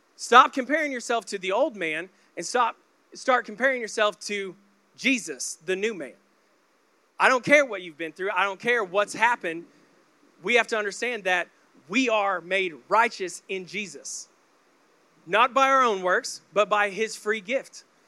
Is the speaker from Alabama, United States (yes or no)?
no; Oklahoma, United States; I grew up in the Bible Belt of Oklahoma